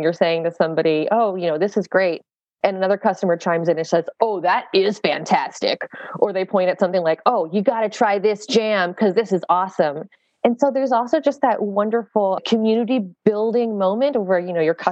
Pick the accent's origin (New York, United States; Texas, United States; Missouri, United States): Texas, United States; South; now in Michigan, United States; I'm from South Texas.